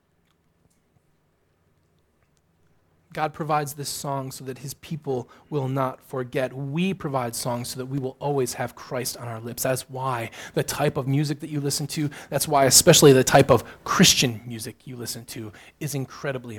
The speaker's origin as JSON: {"language": "English", "town": "Midland", "region": "Michigan", "country": "United States", "tie": "born or raised there", "also_born_or_lived": "Houghton, Michigan", "said": "I grew up in Midland. I lived in this area for the first 18 years of my life"}